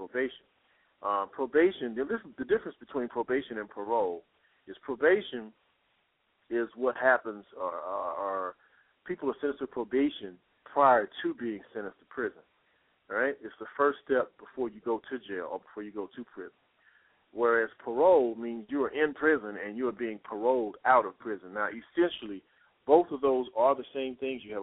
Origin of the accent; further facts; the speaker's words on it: Texas, United States; now in Atlanta, United States; I'm from Texas. I'm living in the Georgia area, Atlanta, Georgia area, but I'm from Texas